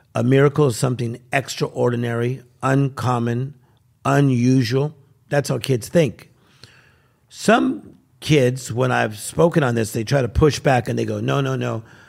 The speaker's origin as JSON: {"language": "English", "town": "Compton", "region": "California", "country": "United States", "said": "I'm from Compton, California."}